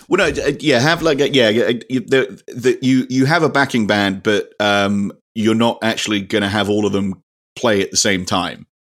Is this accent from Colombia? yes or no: no; United Kingdom; we're British